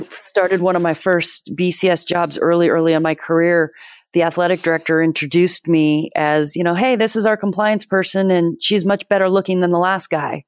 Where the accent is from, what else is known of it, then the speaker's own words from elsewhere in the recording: Bay Area, California, United States; moved away as an adult; also born or lived in Massachusetts; I grew up in Bay Area, California.